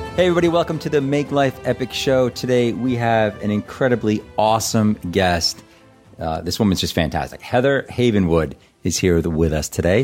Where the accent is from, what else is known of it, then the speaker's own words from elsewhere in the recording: Boston, Massachusetts, United States; I'm from Boston